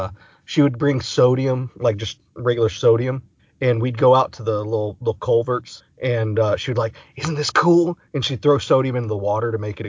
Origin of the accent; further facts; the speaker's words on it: Orange, Texas, United States; I grew up in Orange, Texas, border Texas, Louisiana, population about 7,000.